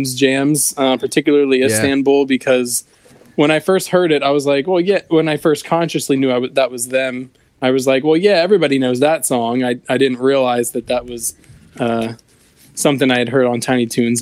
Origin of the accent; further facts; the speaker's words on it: Harrisburg, Pennsylvania, United States; moved away as an adult; now in Maryland, United States; I'm from Pennsylvania, but I've been here in Maryland about 3 years